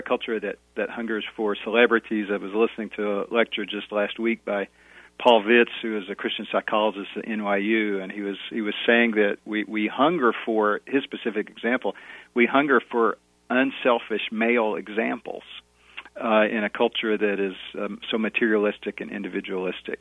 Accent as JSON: {"language": "English", "country": "United States", "said": "our identities as believers and our identities as Americans"}